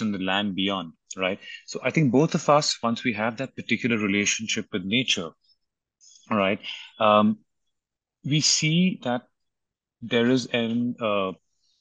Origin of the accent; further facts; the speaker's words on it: Mumbai, Maharashtra, India; I grew up in Bombay.